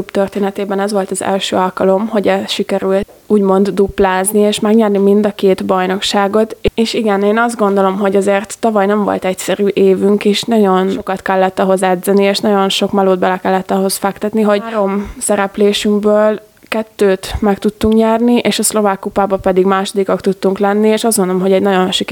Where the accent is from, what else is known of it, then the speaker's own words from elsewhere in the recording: Gödöllő, Pest, Hungary; moved away as an adult; now in Dunajská Streda, Slovakia; Én Gödöllői vagyok, ami Dunaszádai testvérvárosa.